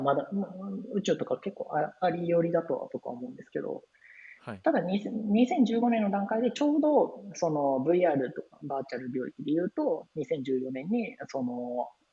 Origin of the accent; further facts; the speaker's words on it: Osaka, Japan; moved away as an adult; also born or lived in Kyoto; now in Tokyo, Japan; 関西僕大阪出身で